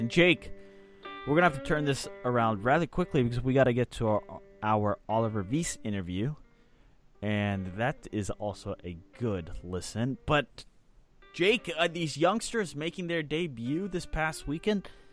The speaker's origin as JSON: {"language": "English", "country": "Switzerland", "said": "as a fellow Swiss"}